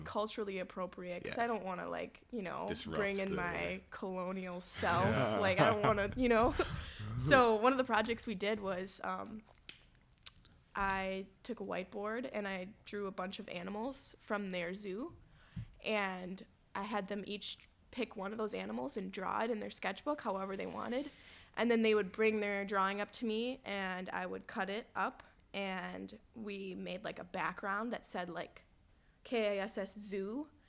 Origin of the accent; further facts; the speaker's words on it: Madison, Wisconsin, United States; it's kind of like being from outside of Madison and being like, oh, I'm from Madison.